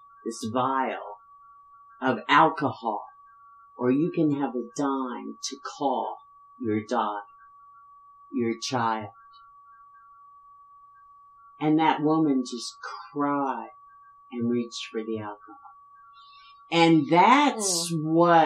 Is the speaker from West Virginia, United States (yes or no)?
yes; West Virginia, United States; I grew up in West Virginia